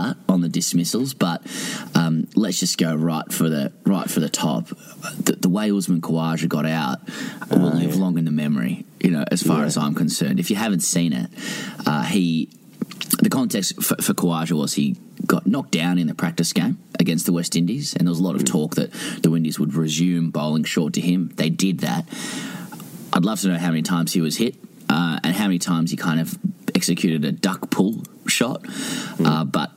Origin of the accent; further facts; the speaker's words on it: Australia; as an Australian